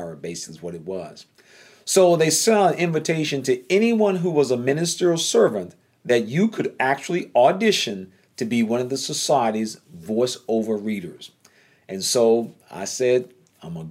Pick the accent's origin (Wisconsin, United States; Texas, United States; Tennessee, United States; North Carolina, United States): North Carolina, United States; accent: Southern drawl; I'm from North Carolina